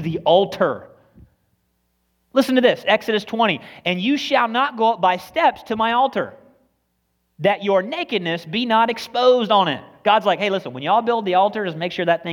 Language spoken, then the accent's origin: English; United States; We are so American and nationalistic even more than we are Christian